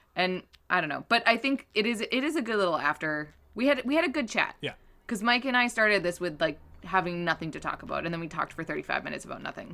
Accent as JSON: {"language": "English", "country": "Canada", "said": "we're Canadian"}